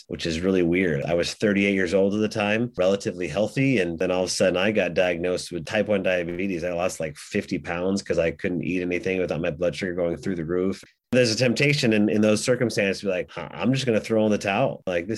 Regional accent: Oregon, United States; we're from Oregon

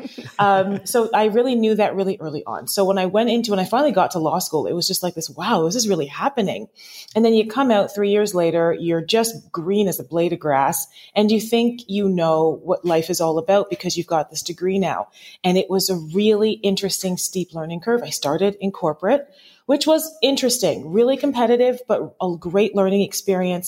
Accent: Toronto, Ontario, Canada; also born or lived in Lindsay, Ontario; I'm from Toronto, Canada

